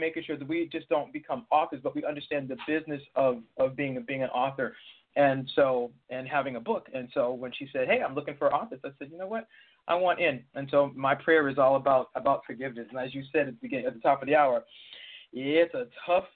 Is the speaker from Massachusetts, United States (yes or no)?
yes; Boston, Massachusetts, United States; moved away; I'm originally from Boston